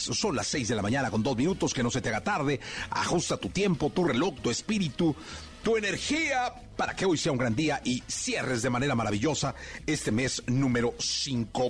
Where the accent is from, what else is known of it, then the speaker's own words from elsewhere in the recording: Guadalajara, Jalisco, Mexico; soy de Guadalajara